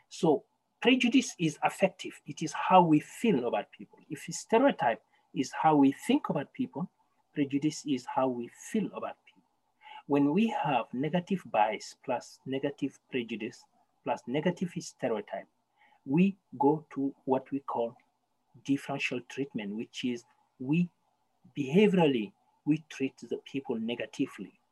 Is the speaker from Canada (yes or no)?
yes; Canada; English is a second language; We should start thinking that as Canadians, we have a problem. We have systemic racism here, and it is a Canadian thing. And as Canadian, we can resolve it.